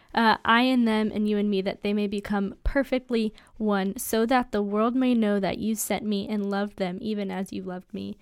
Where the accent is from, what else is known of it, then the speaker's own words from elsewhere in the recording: United States; American Christians